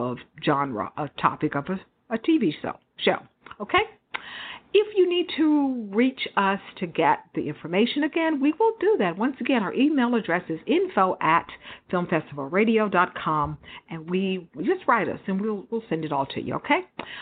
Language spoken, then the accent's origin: English; Houston, Texas, United States; also born or lived in Dallas; I grew up in Houston for years, all through my childhood